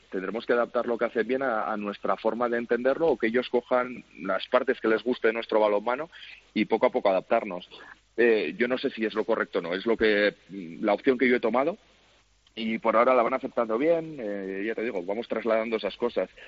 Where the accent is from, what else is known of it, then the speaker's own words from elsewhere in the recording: Spain; moved away as an adult; now in Slovakia; yo soy español